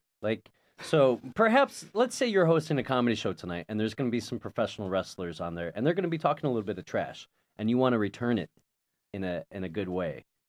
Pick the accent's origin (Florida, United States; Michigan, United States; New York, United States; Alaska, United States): Michigan, United States; I grew up an hour outside of Detroit.